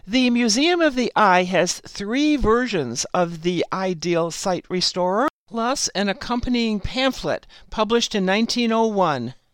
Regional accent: San Francisco, California, United States; but I also got to return to my hometown, San Francisco, with my new husband in tow.

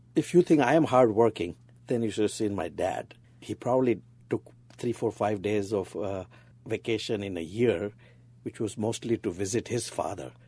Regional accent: Mumbai, Maharashtra, India; moved away as an adult; now in United States; We moved to Bombay when I was two and a half years old

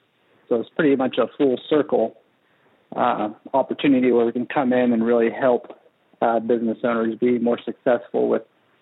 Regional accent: Kenya; moved away as an adult; now in Siloam Springs, United States; So I grew up overseas in Kenya, East Africa, most of my life until I was 18

